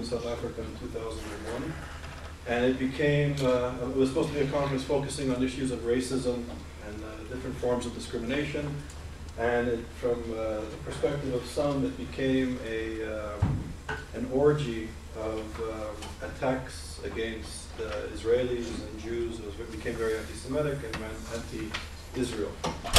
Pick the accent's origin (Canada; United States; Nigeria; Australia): Canada; as a Canadian, as a Jew